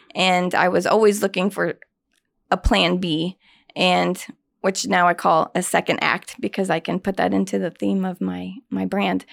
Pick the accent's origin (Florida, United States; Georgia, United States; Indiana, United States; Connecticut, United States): Indiana, United States; Indianapolis; I grew up on the south side of Indianapolis